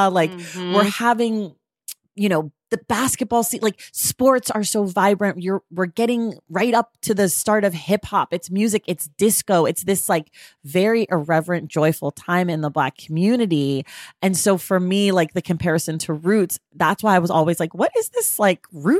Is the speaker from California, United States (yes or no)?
yes; Oakland, California, United States; You know, I'm from Oakland.